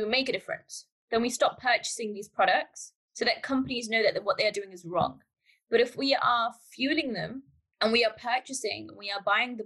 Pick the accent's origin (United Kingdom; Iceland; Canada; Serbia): United Kingdom; I'm from the UK, but culturally and my heritage is from Pakistan. So I've been raised in the UK